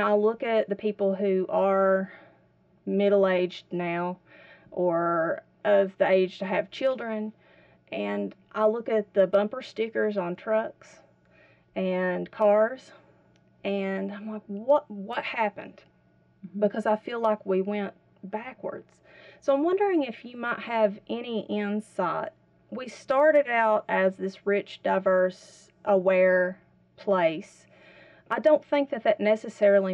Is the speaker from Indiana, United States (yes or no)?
no; Whitesburg, Kentucky, United States; I grew up here in Whitesburg